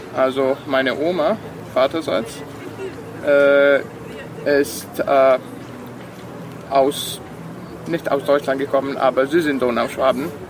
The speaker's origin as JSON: {"language": "German", "region": "Vojvodina", "country": "Serbia", "first_language": "Serbian", "second_language": "German", "lives_now": "Novi Sad, Serbia", "said": "meine Muttersprache ist Serbisch"}